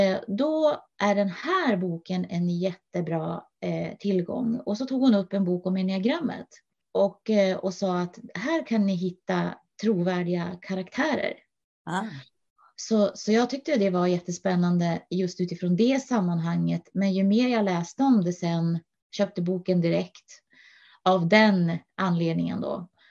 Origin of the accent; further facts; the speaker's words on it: Norrland, Sweden; now in Huddinge, Sweden; jag är eh, ursprungligen från Norrland